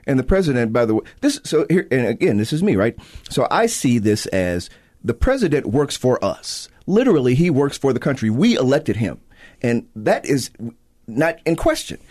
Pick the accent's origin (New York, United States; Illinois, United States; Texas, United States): Illinois, United States; Chicago; I'm from Chicago